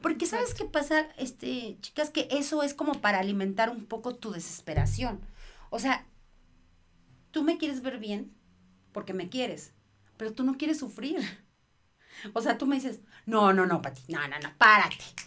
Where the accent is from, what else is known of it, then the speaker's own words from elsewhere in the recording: Mexico; soy mamá mexicana